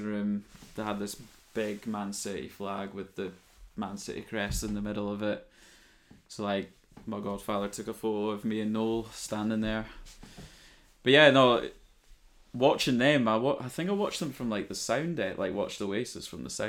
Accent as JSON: {"language": "English", "area": "Skye", "region": "Scotland", "country": "United Kingdom", "tie": "born or raised there", "also_born_or_lived": "Sheffield", "said": "I was born in Sheffield and I moved up to Skye in like 95"}